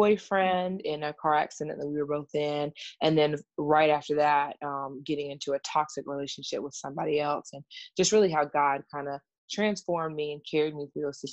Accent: South Carolina, United States; I am from South Carolina.

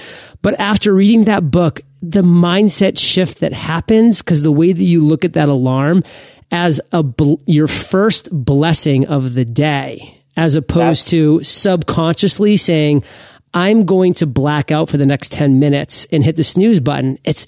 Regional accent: Maine, United States; I was born and raised in Maine.

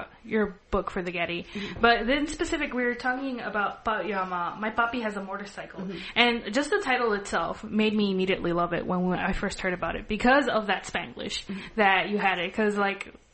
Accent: Los Angeles, California, United States; I grew up in Southern California, in, like, the mostly, like, Latino areas of Los Angeles

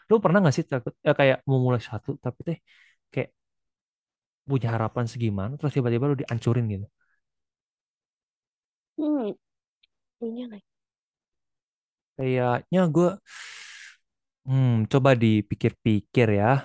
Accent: Malang, East Java, Indonesia; now in Bandung, Indonesia; Gue dari Malang mau pindah ke Bandung.

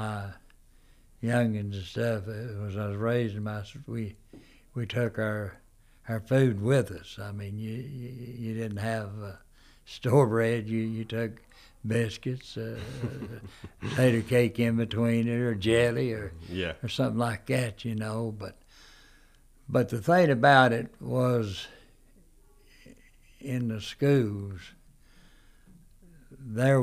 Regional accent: United States; also born or lived in Erwin; We was raised back in Walnut Mountain. A lot of my life was raised back there

